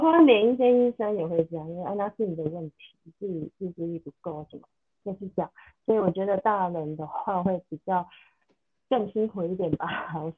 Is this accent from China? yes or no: no; southern Taiwan, Taiwan; 因为我是南部人，我还特别去台北